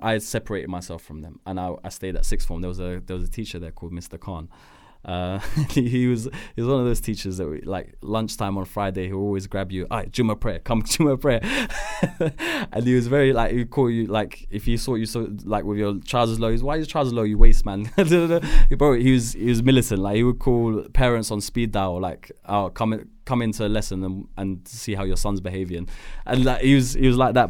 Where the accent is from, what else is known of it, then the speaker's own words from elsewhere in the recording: Edgware, London, United Kingdom; I was born in Edgware, Edgware Hospital. Um, I grew up in a neighborhood called Deansbrook